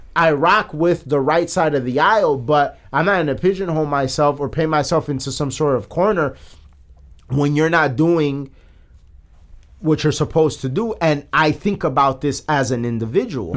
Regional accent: Chicago, Illinois, United States; we're from Chicago, a liberal city

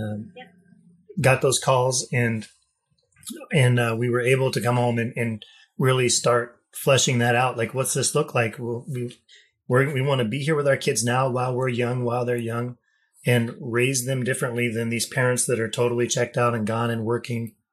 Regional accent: Wyoming, United States; also born or lived in Haiti; I grew up in Wyoming.

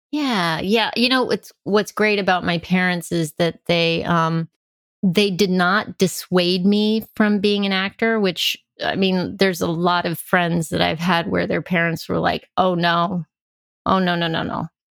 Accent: El Paso, Texas, United States; I grew up in El Paso, Texas

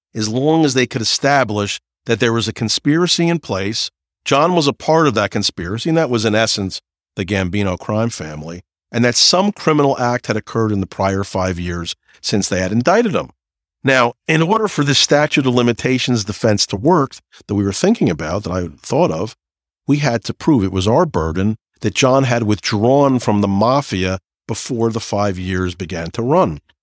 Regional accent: New Jersey, United States; I'm from New Jersey

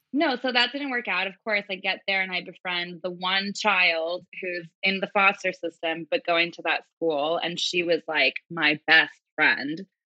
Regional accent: Manhattan Beach, California, United States; I was born and raised in Manhattan Beach, California.

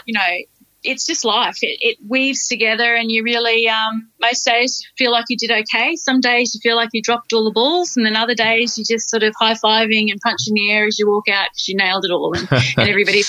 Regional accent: North Queensland, Australia; I grew up on the land. I'm from North Queensland, so I grew up on the land.

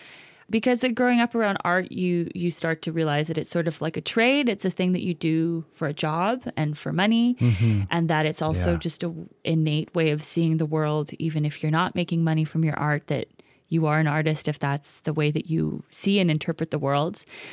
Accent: Los Angeles, California, United States; born there; I was born in East Los Angeles. My dad was a punk rock drummer.

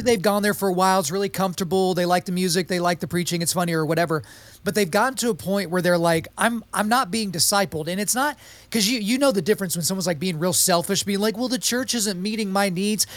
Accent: Oklahoma, United States; But I grew up in Oklahoma, so I was a Christian by dint of birth

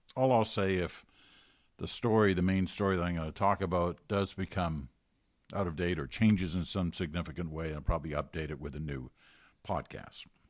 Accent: United Kingdom; now in Canada; I'm British. We were all born in Britain.

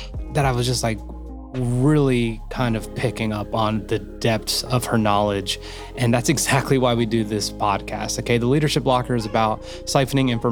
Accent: New Jersey, United States; moved away; we're here in Jersey City, and I grew up in Jersey, but I left a long time ago

